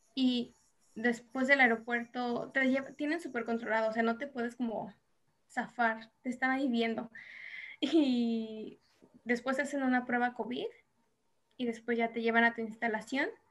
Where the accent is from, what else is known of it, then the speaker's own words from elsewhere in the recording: Mexico; moved away as an adult; now in South Korea; como mexicanos